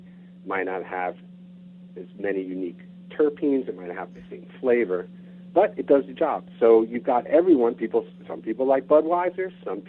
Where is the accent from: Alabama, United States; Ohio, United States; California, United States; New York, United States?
New York, United States; moved away as an adult; now in Bainbridge Island, United States; being a New Yorker